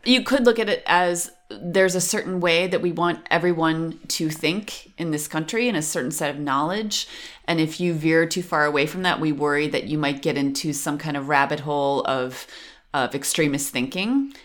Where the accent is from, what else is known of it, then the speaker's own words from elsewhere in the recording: Western New York, United States; moved away as an adult; now in Berlin, Germany; I'm from Western New York. Fun fact about where I'm from one of the things the teenagers used to do was go scum jumping.